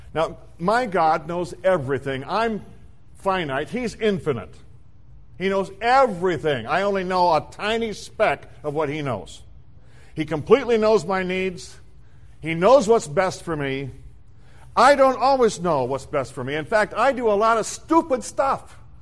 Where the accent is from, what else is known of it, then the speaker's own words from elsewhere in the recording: South Dakota, United States; When I was a child, I was raised in the Midwest in South Dakota